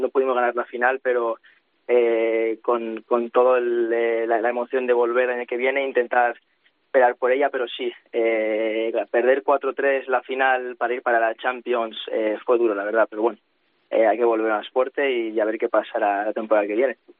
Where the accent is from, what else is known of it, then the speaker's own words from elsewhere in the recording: Spain; now in Manchester, United Kingdom; Yo soy el único español que hay en el equipo